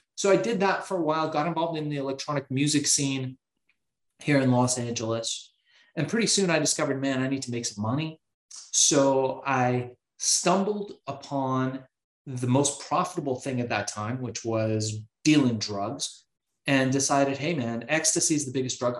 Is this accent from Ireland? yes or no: no; Iran; now in United States; I was born in Iran